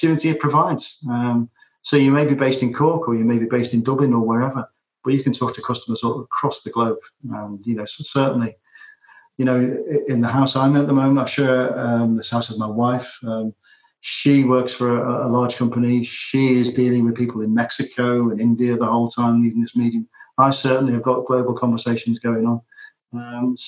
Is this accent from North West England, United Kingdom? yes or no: yes; Liverpool, North West England, United Kingdom; moved away as an adult; also born or lived in Manchester; now in Ireland; growing up in Liverpool and then spending a lot of my working life in Manchester